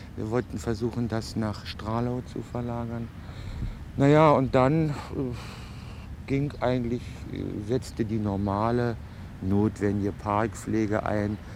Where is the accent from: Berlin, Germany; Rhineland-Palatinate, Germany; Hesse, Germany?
Berlin, Germany; wir kennen das als Berliner